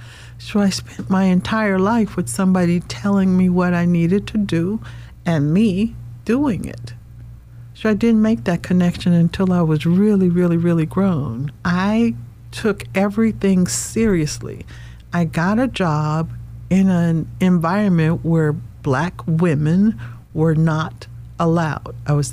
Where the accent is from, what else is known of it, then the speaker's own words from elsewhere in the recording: the South, United States; You know, when you're growing up in the South, especially in a black family, you have to get a job.